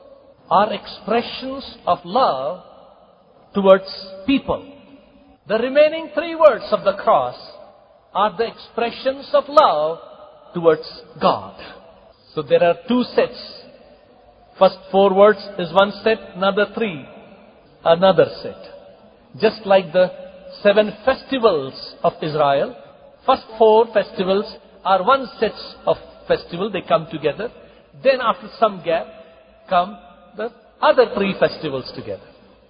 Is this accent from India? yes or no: yes; Kalaburagi, Karnataka, India; in my home church, in my hometown, Gulbarga